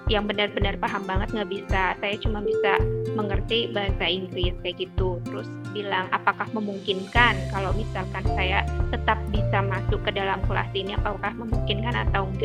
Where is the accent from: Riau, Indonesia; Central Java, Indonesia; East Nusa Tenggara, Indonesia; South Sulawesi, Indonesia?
Central Java, Indonesia; Banyumas; aku asli Banyumas. Dela tahu Banyumas? Mbak aku Banyumas loh.